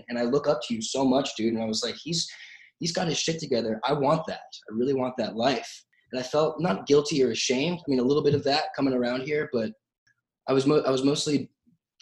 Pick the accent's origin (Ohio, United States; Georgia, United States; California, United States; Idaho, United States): California, United States; Santa Clarita; I grew up in Santa Clarita, which is a small town.